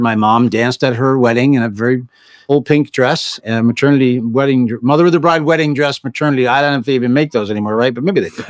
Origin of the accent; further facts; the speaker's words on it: United States; also born or lived in Bronx, New York; I was the first kid that was born and raised on the other side of the bridge